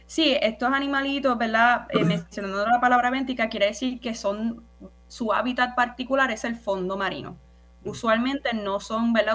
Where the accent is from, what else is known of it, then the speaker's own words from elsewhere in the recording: Naranjito, Puerto Rico; soy del pueblo de Naranjito. Yo oh. soy de las montañas, del campo